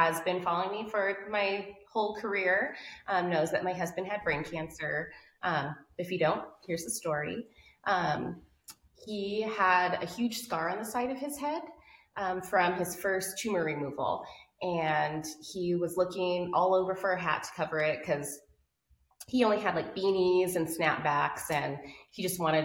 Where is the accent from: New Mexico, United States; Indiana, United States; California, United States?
New Mexico, United States; Albuquerque; I'm from Albuquerque, New Mexico. I'm a desert kid.